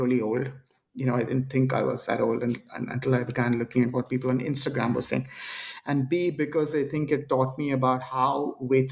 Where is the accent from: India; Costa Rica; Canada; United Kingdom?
India; I am Indian